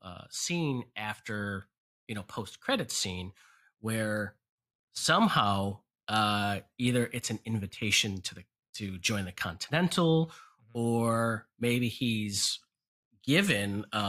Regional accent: Chicago, Illinois, United States; moved away; I'm from Chicago originally.

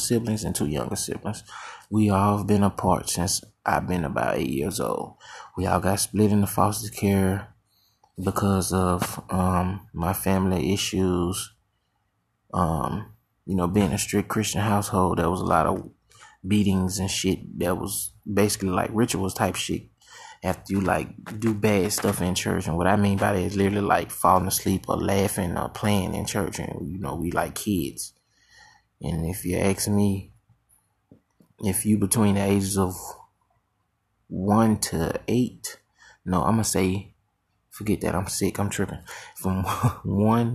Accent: Hattiesburg, Mississippi, United States; I was born in Hattiesburg, Mississippi, to join a clan of five

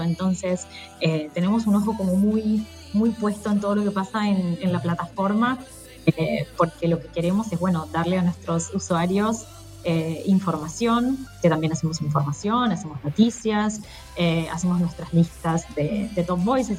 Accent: Buenos Aires, Argentina; moved away as an adult; now in São Paulo, Brazil; soy de Buenos Aires

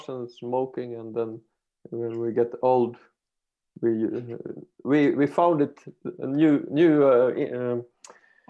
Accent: Finland; I'm from Finland

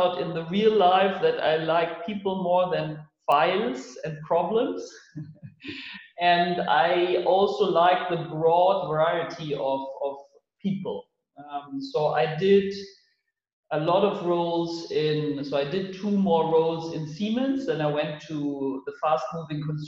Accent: Munich, Bavaria, Germany; moved away as an adult; now in Berlin, Germany; I was born in Munich, that is in the south of Germany. And now I landed in Berlin

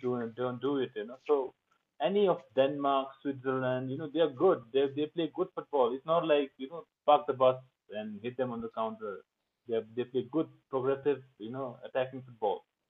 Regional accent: Kalimpong, West Bengal, India; I grew up in India

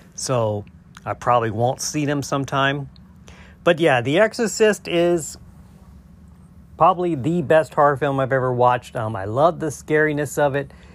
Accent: Louisiana, United States; I'm from Louisiana

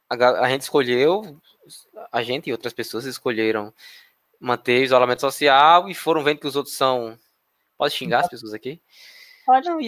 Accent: Northeast Region, Brazil; accent: nordestino; É, eu sou nordestino, é. então eu posso falar. Nasci é. aqui.

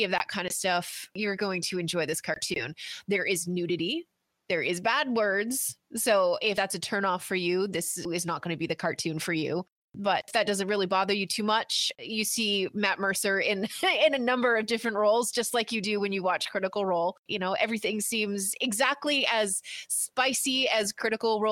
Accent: Canada; I'm Canadian

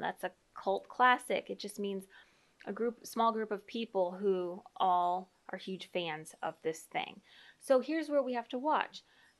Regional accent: Indiana, United States; I'm an Indiana girl.

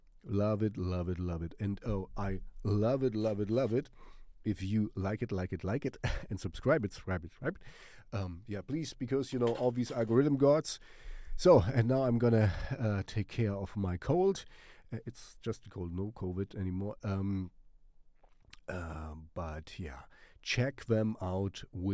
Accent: Germany; first language German; English is a second language; I want to sing in German because it's my mother tongue

